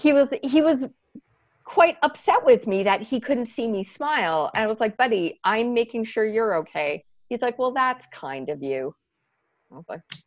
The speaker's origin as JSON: {"language": "English", "town": "Montreal", "region": "Quebec", "country": "Canada", "tie": "born or raised there", "moved": "yes", "lives_now": "Toronto, Canada", "said": "Montreal, which is my hometown"}